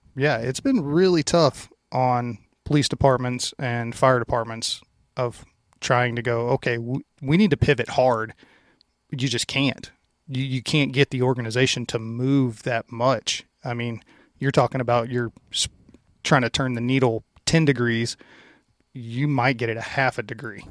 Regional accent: Louisiana, United States; moved away; where I grew up in Louisiana, I grew up out in the country

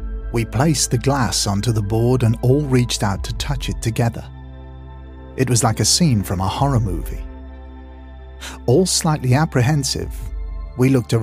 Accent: New Longton, North West England, United Kingdom; I grew up in New Longton and started attending the local nursery school, where I met my best friend, Aaron.

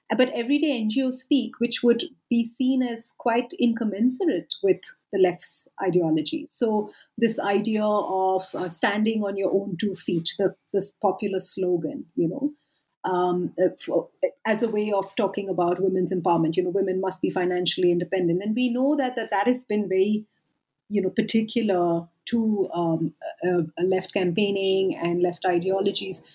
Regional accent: India; moved away as an adult; also born or lived in United Kingdom; now in South Africa

